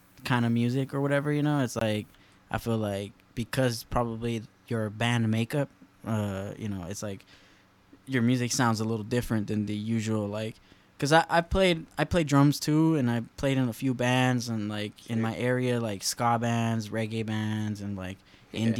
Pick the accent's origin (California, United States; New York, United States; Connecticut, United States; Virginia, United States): California, United States; Lynwood; also born or lived in Huntington Park / Bay Area; growing up in Linwood and, like, closer to, like, Compton